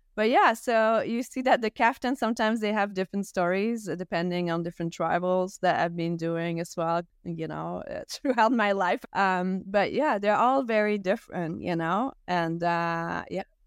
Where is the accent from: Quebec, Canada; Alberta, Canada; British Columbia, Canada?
Quebec, Canada; Gaspésie; first language French; English is a second language; I'm Canadian, and I grew up in a small town that only speaks French as well all my life